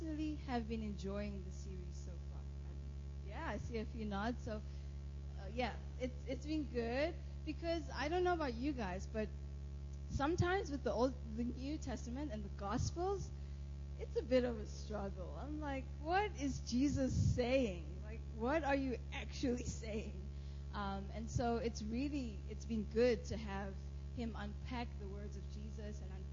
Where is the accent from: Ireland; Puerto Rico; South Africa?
South Africa; moved away; I am from South Africa